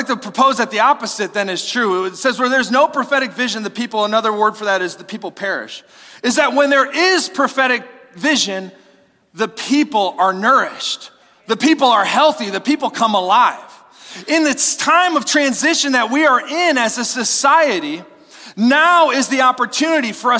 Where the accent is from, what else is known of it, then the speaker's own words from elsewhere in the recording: United States; as an American